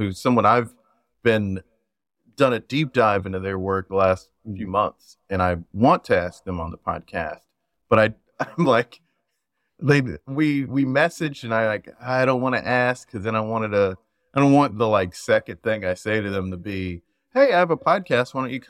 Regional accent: South Carolina, United States; And I'm from South Carolina.

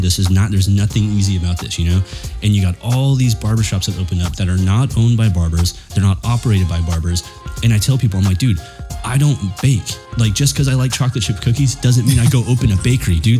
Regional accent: Chula Vista, California, United States; I grew up in Chula Vista at my grandma's pad

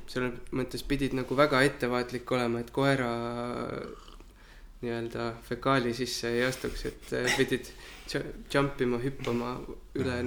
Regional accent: Kehtna, Rapla County, Estonia; ma kasvasin pool oma lapsepõlve Kehtnas ja Raplamaal, Rapla külje all

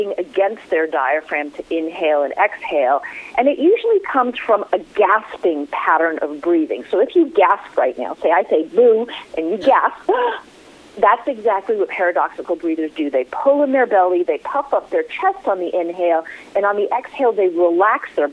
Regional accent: New York City, New York, United States; my hometown, November 12th in New York City

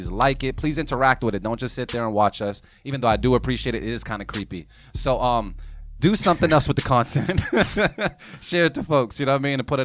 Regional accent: Boston, Massachusetts, United States; I'm from Mattapan

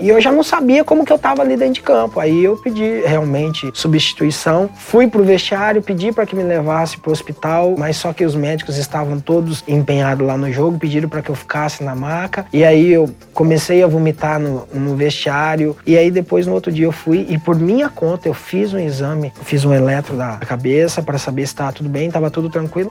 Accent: Brazil; nós brasileiros

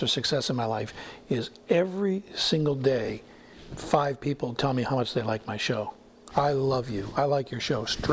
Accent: Maine, United States; from Maine.

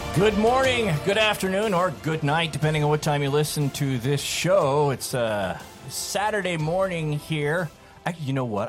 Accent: California, United States; also born or lived in Utah / Sullivan County, Tennessee; I was born and raised in California

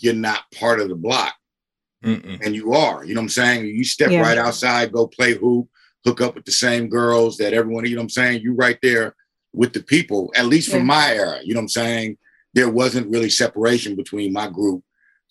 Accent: Berkeley, California, United States; growing up in Berkeley

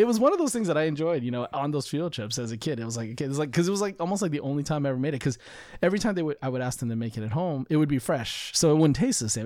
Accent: United States; I'm more American than I am Chinese in most cases

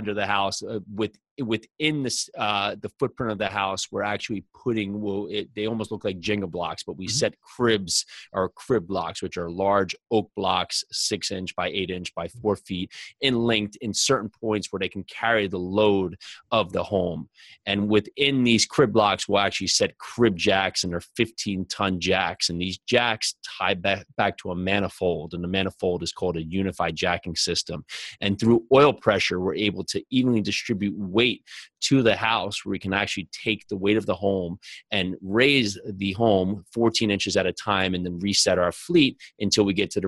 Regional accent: New Jersey, United States; growing up in New Jersey when I was young

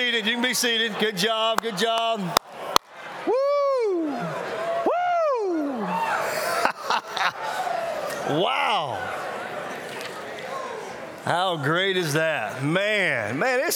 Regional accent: Mississippi, United States; now in South Carolina, United States; I'm actually from, I live in South Carolina now, but I'm actually from Mississippi.

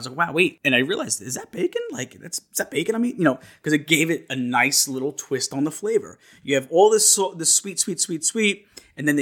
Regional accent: New York, United States; I'm from New York

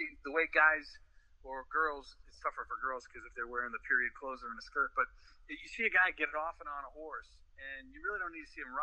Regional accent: Shoreham, New York, United States; the climate out in Long Island, it doesn't really get super cold in the wintertime. At least when I was growing up

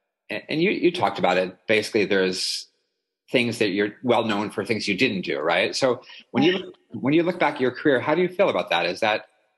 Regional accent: Maple Valley, Washington, United States; I grew up in Maple Valley, actually, which is right next to Issaquah.

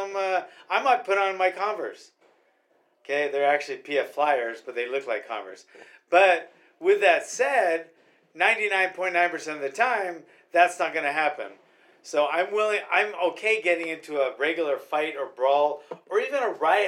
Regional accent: Hawaii, United States; We from Hawaii

